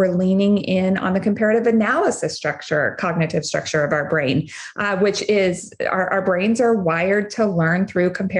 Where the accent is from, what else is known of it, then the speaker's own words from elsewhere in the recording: Wyoming, United States; moved away as an adult; also born or lived in Houston area, Texas; now in Houston, United States; I'm originally from Wyoming.